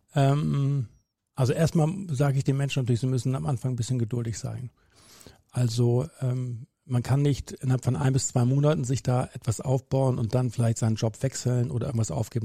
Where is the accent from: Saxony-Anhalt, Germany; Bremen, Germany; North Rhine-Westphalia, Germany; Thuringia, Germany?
Bremen, Germany; bin gebürtiger Bremer